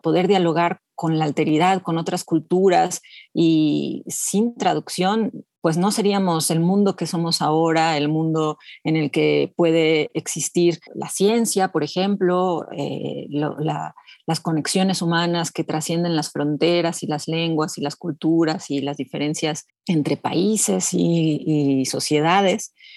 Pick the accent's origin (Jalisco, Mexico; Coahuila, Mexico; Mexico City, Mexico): Mexico City, Mexico; yo me identifico bastante como chilanga, en realidad nací en la Ciudad de México y aquí he vivido toda mi vida